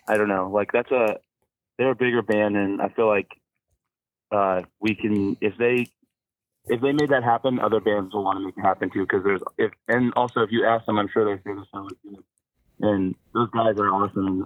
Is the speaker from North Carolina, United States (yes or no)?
no; Olympia, Washington, United States; also born or lived in Colorado / Seattle, Washington; I moved here when I was really young because my dad died. Um, but uh, I've been in Olympia or Seattle pretty much for like the last my whole life